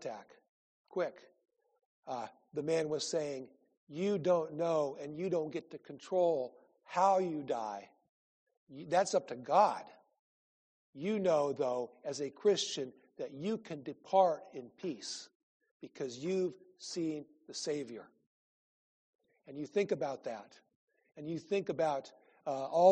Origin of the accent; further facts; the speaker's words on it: Iowa, United States; moved away; I grew up in Iowa